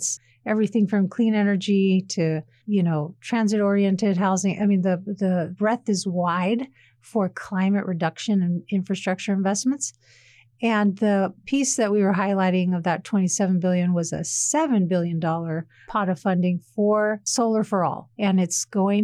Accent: Sacramento, California, United States; I'm from Sacramento myself. Personally, we had a lot of Air Force bases there closed down

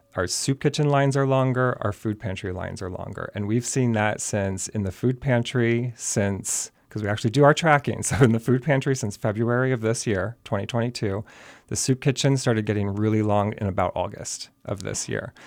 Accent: Chicago, Illinois, United States; moved away as an adult; now in Bethlehem, United States; I grew up in Chicago.

